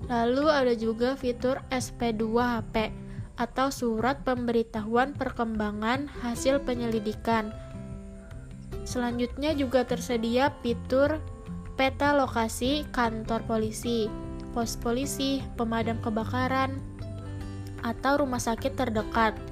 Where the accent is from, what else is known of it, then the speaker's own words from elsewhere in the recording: South Kalimantan, Indonesia; aku mau sharing-sharing sedikit nih mengenai salah satu contoh aplikasi yang ada di daerah aku, yaitu di Kalimantan Selatan.